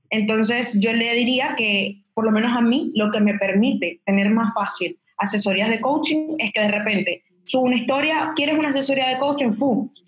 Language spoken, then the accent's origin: Spanish; Venezuela; moved away; yo cuando me vine de Venezuela ya tenía como 15 mil seguidores y eran todos, eran todos maracuchas, eran todos de Venezuela.